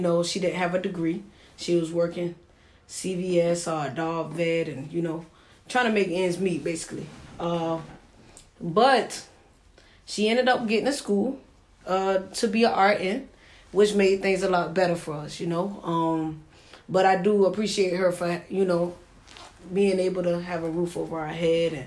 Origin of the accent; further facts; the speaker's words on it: Savannah, Georgia, United States; also born or lived in Maryland / Atlanta, Georgia; I'm from Savannah, Georgia, born and raised